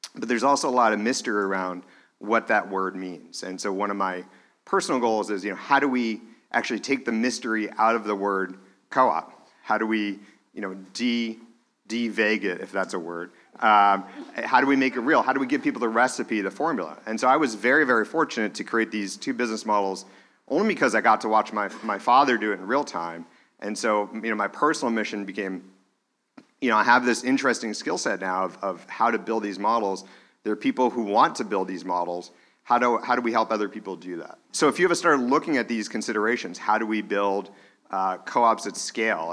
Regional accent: Manchester, New Hampshire, United States; when I was growing up in Manchester, New Hampshire

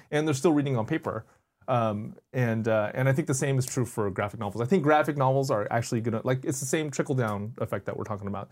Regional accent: Bay Area, California, United States; I grew up in the Bay Area

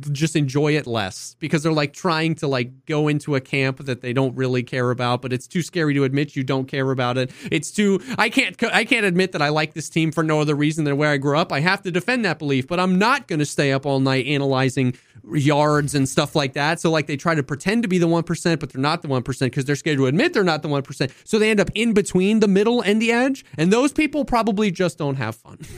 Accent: Cincinnati, Ohio, United States; yeah, I like the Cincinnati Bengals, because I grew up in Cincinnati.

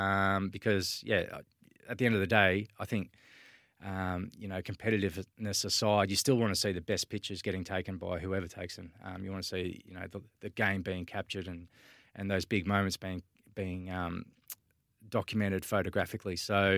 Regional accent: Swan Hill, Victoria, Australia; I grew up in Swan Hill in the Mallee country, northwest Victoria, Sammy. It's a small country town, I don't know, maybe 12,000 people.

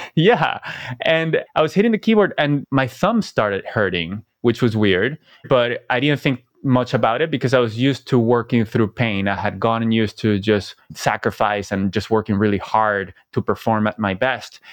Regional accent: Venezuela; moved away; also born or lived in Silicon Valley; I came from Venezuela. I never thought I would live outside Venezuela.

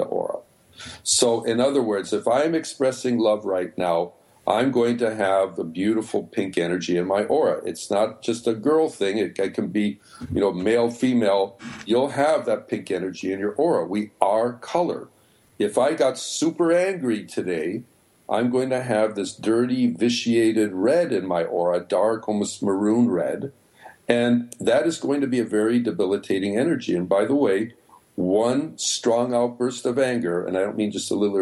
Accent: Chicago, Illinois, United States; moved away; also born or lived in New York; I come from Chicago

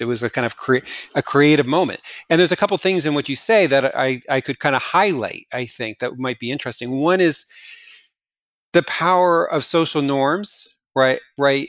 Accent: New Jersey, United States; moved away; when I go back to New Jersey, my hometown

